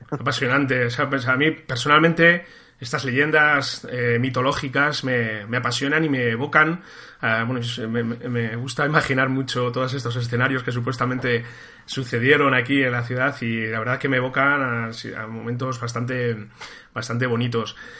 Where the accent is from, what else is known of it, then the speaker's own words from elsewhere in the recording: Toledo, Castilla-La Mancha, Spain; Yo soy toledano, soy un enamorado de mi, ciudad, de mi ciudad